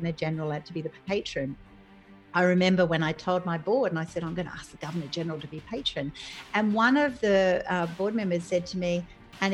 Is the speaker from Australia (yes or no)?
yes; Sydney, New South Wales, Australia; I grew up on the northern beaches of Sydney